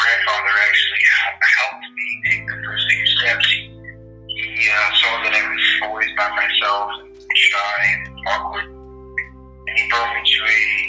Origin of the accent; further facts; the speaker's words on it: Mount Holyoke, Massachusetts, United States; I grew up in Mount Holyoke, in Massachusetts